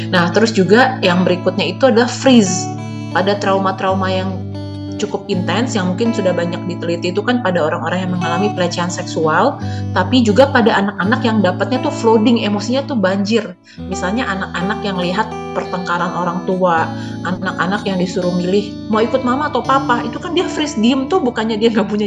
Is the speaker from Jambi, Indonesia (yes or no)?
no; Jakarta, Indonesia; walaupun saya besar di Jakarta